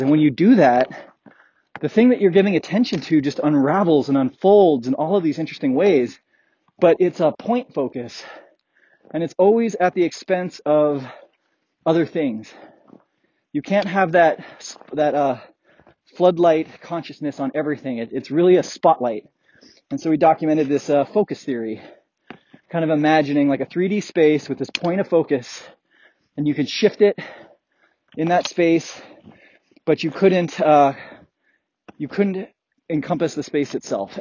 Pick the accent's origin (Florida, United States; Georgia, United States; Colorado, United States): Colorado, United States; growing up in Colorado